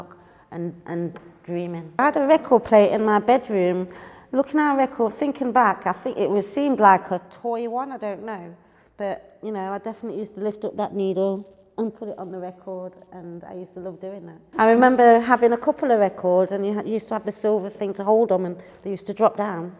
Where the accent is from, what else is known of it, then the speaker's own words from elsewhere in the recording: Leicester, East Midlands, United Kingdom; moved away as an adult; now in London, United Kingdom; I'm originally from Leicester. I moved to London in 2003.